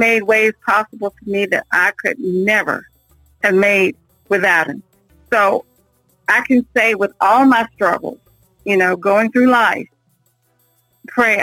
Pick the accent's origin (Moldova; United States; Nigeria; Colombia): United States; Virginia; now in North Carolina, United States; I'm originally from Virginia. I moved to North Carolina in 1998.